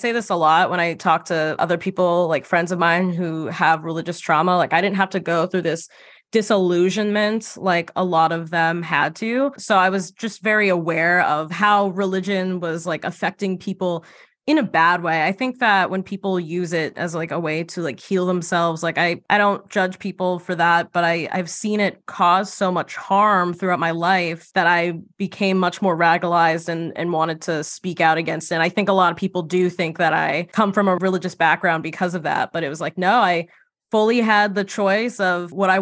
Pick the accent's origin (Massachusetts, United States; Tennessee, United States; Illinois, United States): Massachusetts, United States; right outside of Boston; moved away as an adult; also born or lived in New York; I grew up right outside of Boston